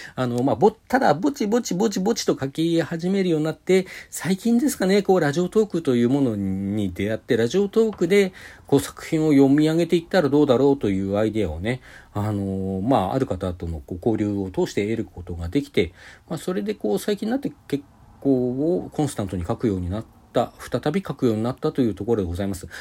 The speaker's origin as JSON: {"language": "Japanese", "town": "Sapporo", "region": "Hokkaido", "country": "Japan", "tie": "born or raised there", "also_born_or_lived": "Hakodate", "said": "私、函館にで生まれて、小学校3年生の終わった後で4年生になる時 に札幌に引っ越してるんですけども"}